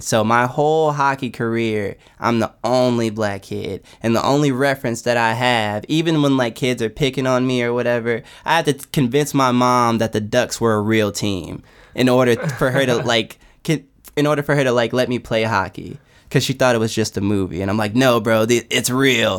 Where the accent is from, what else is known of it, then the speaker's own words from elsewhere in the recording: Los Angeles, California, United States; I'm from like I'm from South Central LA, like West